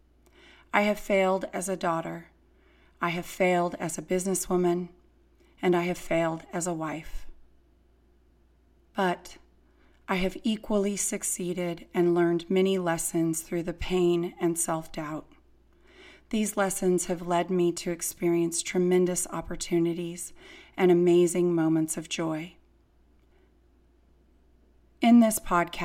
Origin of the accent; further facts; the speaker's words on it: Fresno, California, United States; I was born and raised in Fresno, California.